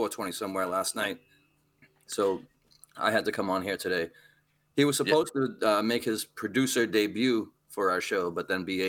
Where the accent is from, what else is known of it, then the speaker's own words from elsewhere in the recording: Lawrence, Massachusetts, United States; I grew up in Lawrence, going to Lawrence public schools